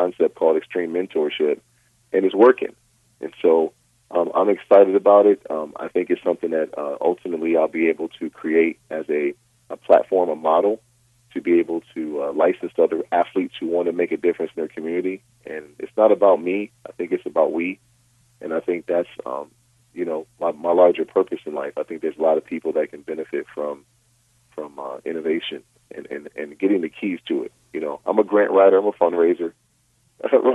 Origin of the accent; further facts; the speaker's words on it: Rochester, New York, United States; now in Westlake Village, United States; in my hometown of Rochester, New York